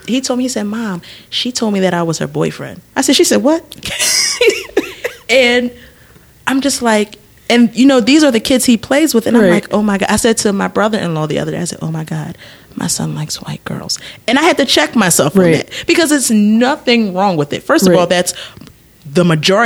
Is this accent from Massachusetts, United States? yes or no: no; Philadelphia, Pennsylvania, United States; now in New Jersey, United States; we're from Philly